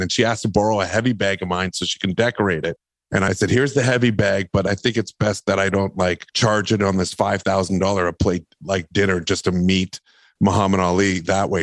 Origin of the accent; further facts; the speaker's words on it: Winnipeg, Manitoba, Canada; I grew up in Winnipeg, Manitoba